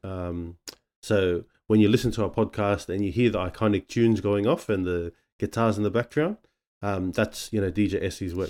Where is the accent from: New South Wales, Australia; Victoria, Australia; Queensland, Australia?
New South Wales, Australia; Sydney; also born or lived in Manly, Sydney; we're born in, uh, the Manly area, but then we shifted out to the West, and, um, that's where, uh, you know, we grew up, um, growing up around the Blacktown area